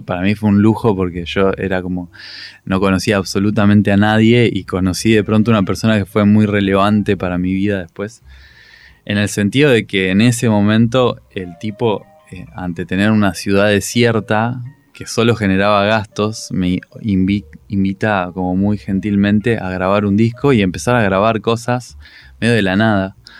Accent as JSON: {"language": "Spanish", "town": "La Plata", "region": "Buenos Aires Province", "country": "Argentina", "moved": "as an adult", "lives_now": "Buenos Aires, Argentina", "said": "yo soy muy platense, digamos, por más que vivo en Buenos Aires todavía"}